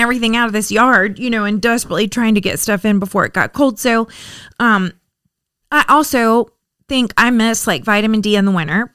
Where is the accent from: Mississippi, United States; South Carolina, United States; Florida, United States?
Florida, United States; also born or lived in Richmond; I'm from Florida